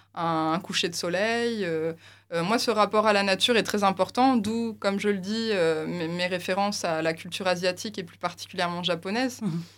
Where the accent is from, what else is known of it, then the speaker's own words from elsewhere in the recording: Tournai, Wallonia, Belgium; also born or lived in Lille; je suis originaire de Tournai.